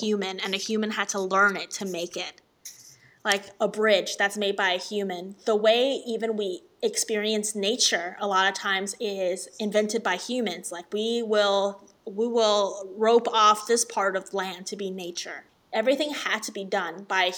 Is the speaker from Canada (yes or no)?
no; Jinan, Shandong, China; now in San Francisco, United States; I grew up in the north of China, Shandong, Jinan